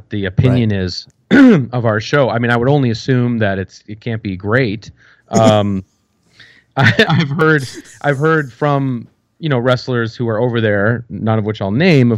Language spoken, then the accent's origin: English; United States; I'm American